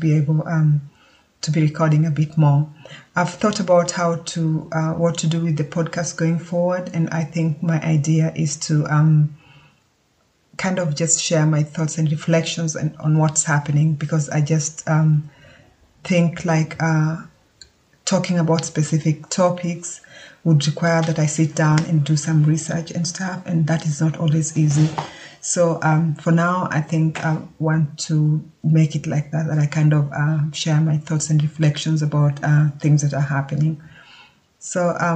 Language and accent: English; Kenya; now in Germany; I live in Germany. I was born and brought up in Kenya.